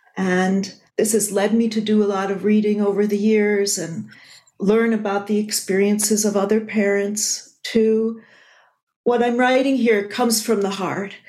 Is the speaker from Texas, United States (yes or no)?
no; Buffalo, New York, United States; moved away; I was at my hometown, Buffalo, New York on 9 11.